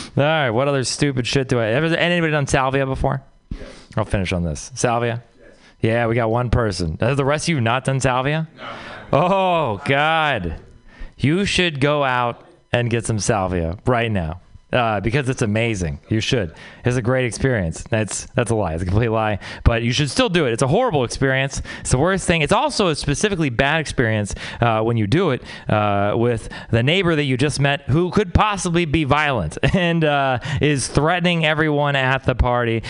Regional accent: Texas, United States; moved away; I'm from Texas

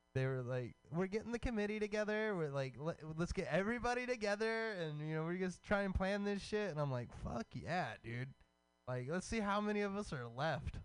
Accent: Hemphill, Texas, United States; moved away; the whole East Texas like area is just like woods

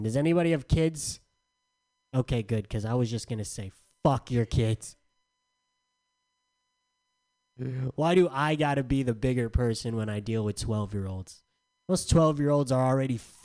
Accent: San Diego, California, United States; moved away; I'm from San Diego

